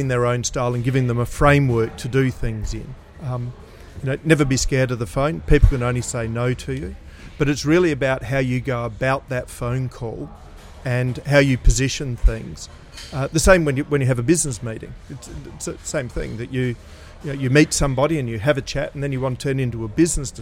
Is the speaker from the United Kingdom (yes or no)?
no; Adelaide, South Australia, Australia; I grew up in a family business. My parents had their own company in Adelaide, and started at the age of 5 cleaning